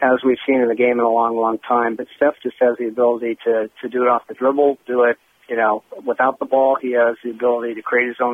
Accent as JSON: {"language": "English", "town": "Seattle", "region": "Washington", "country": "United States", "said": "I'm from Seattle and shared a lot of time cheering for those Sonics"}